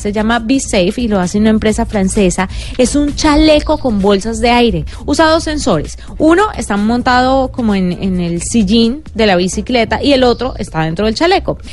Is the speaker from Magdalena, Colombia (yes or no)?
no; Valle del Cauca, Colombia; somos del Valle y este voz se me sale, a vos